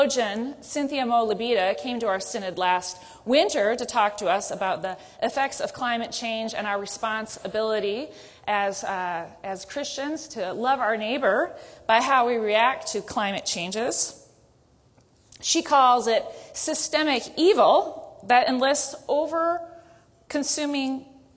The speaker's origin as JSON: {"language": "English", "region": "Minnesota", "country": "United States", "tie": "born or raised there", "also_born_or_lived": "South Dakota", "moved": "yes", "lives_now": "Washington, United States", "said": "Minnesota girl that I am, or was, when I grew up"}